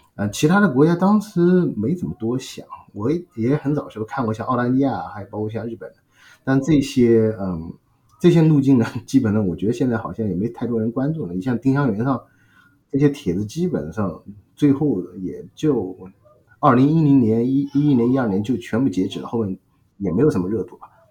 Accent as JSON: {"language": "Chinese", "country": "China", "tie": "born or raised there", "also_born_or_lived": "Shanghai / Beijing", "moved": "as an adult", "lives_now": "United States", "said": "我因为是从小在一个，在上海附近的一个小城长大，然后，呃，小学、初中、高中都在那边，然后大学呢，在上海读了"}